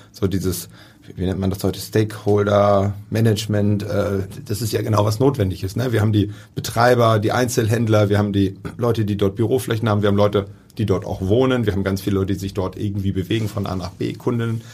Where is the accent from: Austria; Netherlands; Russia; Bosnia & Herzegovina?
Netherlands; near Rotterdam, South Holland; now in Hamburg, Germany; ich bin in der Nähe von Rotterdam geboren